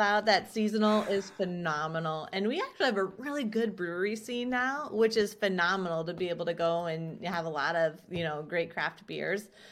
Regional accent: Chester, South Dakota, United States; also born or lived in Southwest Minnesota; now in Sioux Falls, United States; I was born in Southwest Minnesota, so only, like, an hour away from Sioux Falls, and then moved to South Dakota in fifth grade in a small little town called Chester, South Dakota

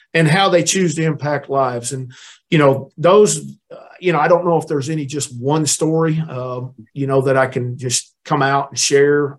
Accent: Neosho, Missouri, United States; moved away as an adult; also born or lived in Mississippi; I went to a junior college, Crowder College in in Missouri, there in my hometown in Neosho

